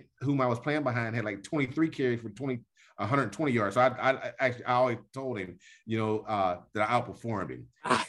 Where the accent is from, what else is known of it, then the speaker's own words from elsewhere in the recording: Homestead, Pennsylvania, United States; I'm from Homestead